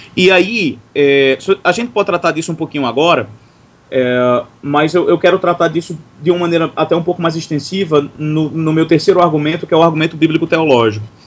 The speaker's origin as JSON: {"language": "Portuguese", "town": "Recife", "region": "Pernambuco", "country": "Brazil", "tie": "born or raised there", "moved": "yes", "lives_now": "Teresina, Brazil", "said": "para mim que cresci em Recife"}